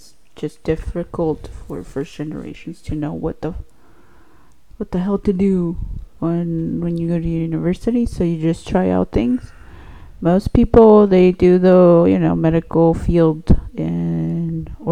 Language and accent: English; Salinas, California, United States; also born or lived in Mexico / Chico, California; I also was kind of raised in Salinas, but I'm also from Mexico, raised in Mexico